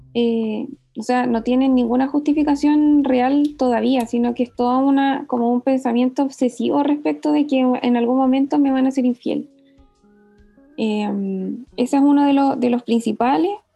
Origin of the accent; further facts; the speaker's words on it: Valdivia, Los Ríos, Chile; now in Santiago, Chile; soy del sur, soy de Valdivia, pero vivo en Santiago